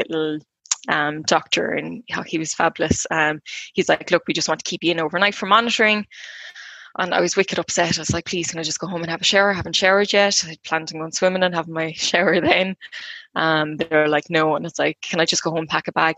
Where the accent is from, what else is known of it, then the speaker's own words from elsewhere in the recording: Clonmel, Munster, Ireland; I'm from Clonmel in County Tip.